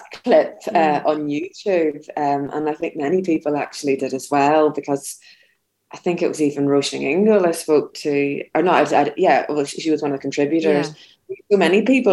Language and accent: English; Belfast, Northern Ireland, United Kingdom; I'm from Belfast. I grew up in Belfast in the 80s and 90s